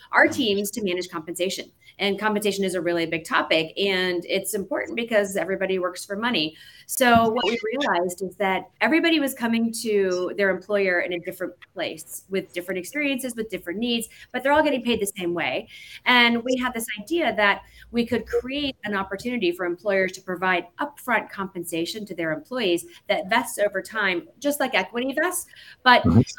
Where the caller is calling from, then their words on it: Atlanta, Georgia, United States; Um, I'm standing actually in Atlanta, Georgia, oh. right now.